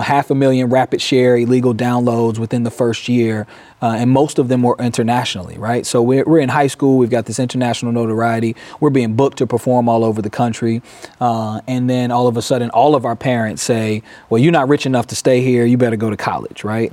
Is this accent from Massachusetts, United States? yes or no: no; Durham, North Carolina, United States; moved away as an adult; now in Peoria, United States; born and raised in Durham, North Carolina.